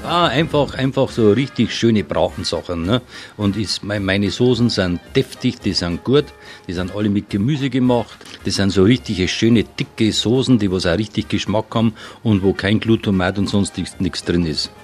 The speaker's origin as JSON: {"language": "German", "region": "Bavarian Forest", "country": "Germany", "said": "bei uns im Bayerischen Wald"}